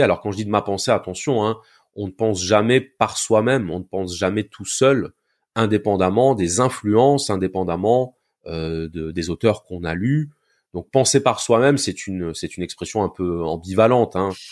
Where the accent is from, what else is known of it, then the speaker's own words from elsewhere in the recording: Béziers, Occitania, France; moved away as an adult; now in Montpellier, France; je suis né à Béziers, dans le sud de la France. Et euh, je vis à Montpellier maintenant depuis euh, bientôt 20 ans